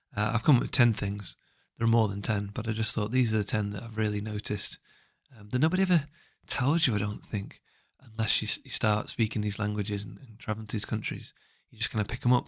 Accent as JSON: {"language": "English", "region": "England", "country": "United Kingdom", "said": "I'm English, I come from the U K"}